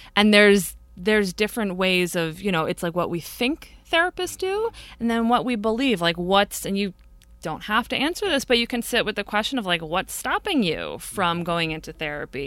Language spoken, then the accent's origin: English; Brewster, New York, United States; I grew up in a little town about an hour, hour and fifteen north of New York City at the end of the commuter rail called Brewster.